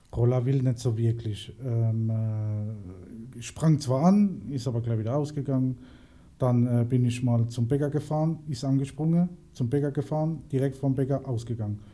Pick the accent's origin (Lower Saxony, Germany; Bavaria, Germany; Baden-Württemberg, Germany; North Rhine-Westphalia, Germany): Baden-Württemberg, Germany; Mannheim; bin gebürtiger Schönauer und deswegen 307